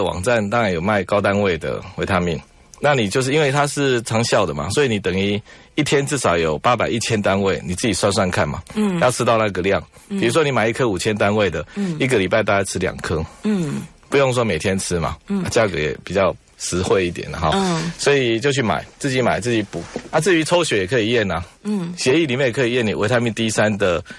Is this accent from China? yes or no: no; Taiwan; 因为我们台湾人也不太喜欢晒太阳嘛